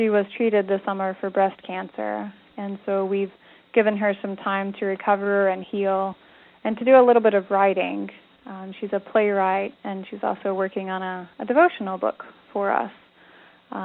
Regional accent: East Tennessee, United States; grew up in East Tennessee, the very northeast tip of the state

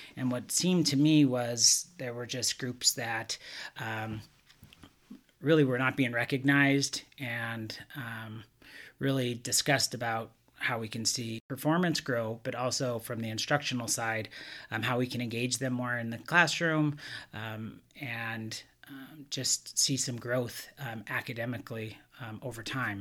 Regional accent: Montana, United States; moved away as an adult; now in California, United States; growing up in Montana, I didn't see much diversity

